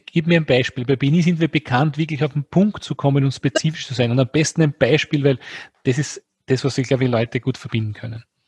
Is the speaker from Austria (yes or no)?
yes; Austria; Wir sind beide Österreicher